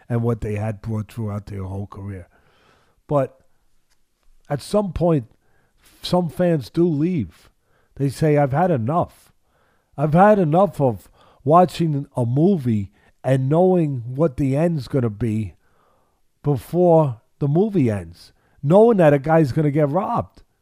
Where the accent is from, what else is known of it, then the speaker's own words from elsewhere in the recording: Missouri, United States; There it is, Missouri. All right, so I, I'm I'm from Missouri.